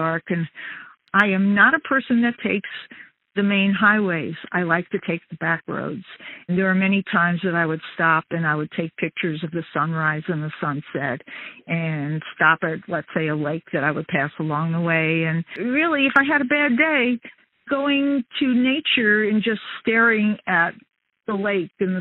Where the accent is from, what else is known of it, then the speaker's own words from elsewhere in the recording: United States; also born or lived in New York City, New York / northern New Jersey; I grew up in New York City and the suburbs of northern New Jersey